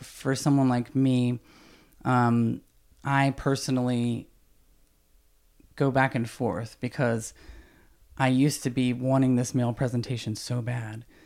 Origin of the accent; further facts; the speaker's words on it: Snellville, Georgia, United States; I grew up in the South in, you know, very small town in Georgia.